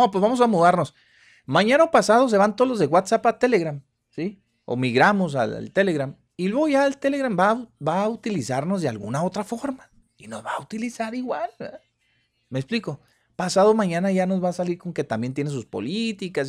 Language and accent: Spanish; Mexico; somos los mexicanos